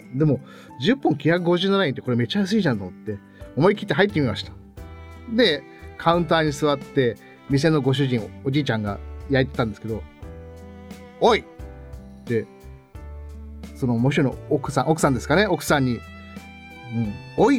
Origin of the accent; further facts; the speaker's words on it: Gunma, Japan; 僕あの群馬県生まれ